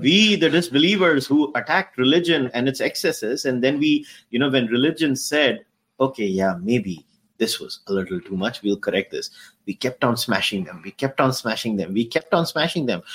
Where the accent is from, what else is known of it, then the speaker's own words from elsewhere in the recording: India; now in Canada; as an Indian